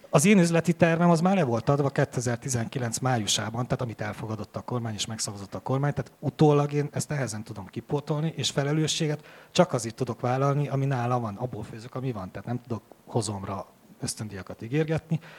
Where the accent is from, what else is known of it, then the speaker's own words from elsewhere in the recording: Transylvania, Romania; Mondom, nagyon bánt, mert én székely vagyok, és a székelyek nem